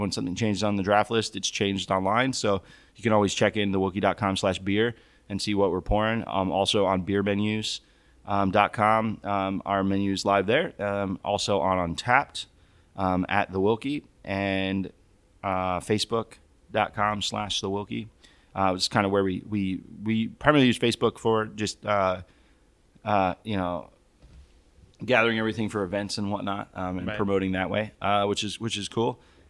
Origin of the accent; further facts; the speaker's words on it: Tampa, Florida, United States; I grew up in Tampa, Florida, which is known for the Cuban sandwich.